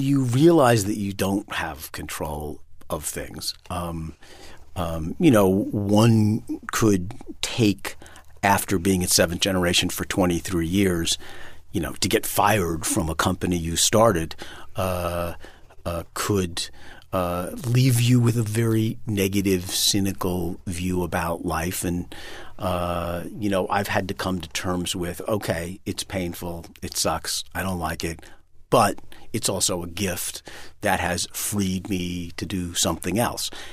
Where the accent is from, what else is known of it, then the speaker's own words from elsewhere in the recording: New York City, New York, United States; moved away as an adult; now in Vermont, United States; been born and raised in Manhattan